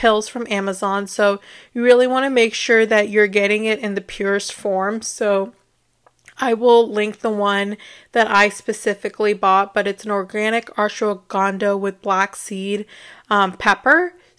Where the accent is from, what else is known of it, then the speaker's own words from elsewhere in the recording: India; So I thought that was great because, you know, I'm Indian, so it's really great to relate to something in that way.